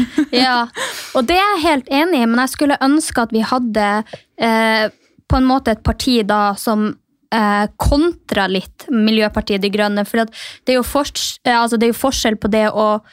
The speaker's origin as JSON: {"language": "Norwegian", "country": "Norway", "moved": "yes", "said": "der jeg kommer fra, som er Distrikts-Norge"}